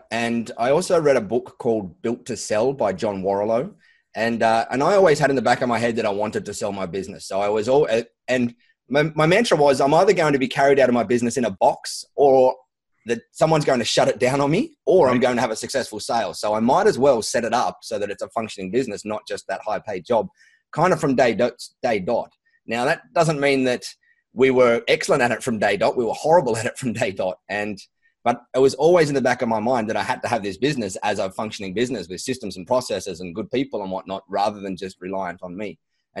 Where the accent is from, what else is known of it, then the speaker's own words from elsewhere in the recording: Sydney, New South Wales, Australia; We like to say that so that we don't get confused with people thinking we are from Sydney, because we've got a little bit of fun rivalry with the Sydney folk down there.